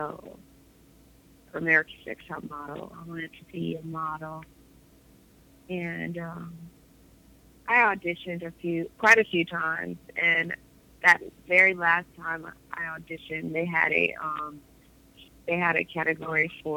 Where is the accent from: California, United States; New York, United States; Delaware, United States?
California, United States; Los Angeles; also born or lived in Detroit, Michigan; I live in Los Angeles, California. I was born in Detroit, Michigan